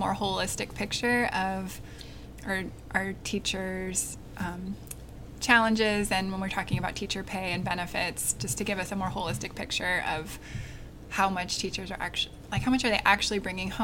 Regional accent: Portland, Oregon, United States; I grew up in Portland, Oregon

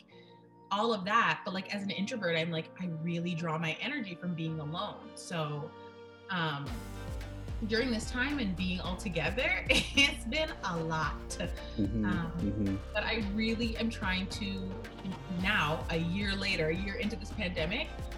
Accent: Nova Scotia, Canada; growing up, I knew we were Scotian

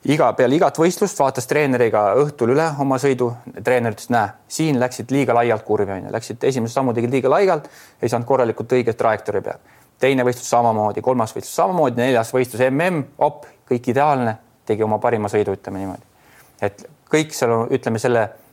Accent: Adavere, Jõgeva County, Estonia; oleme ikkagi Adaverest tulnud koos

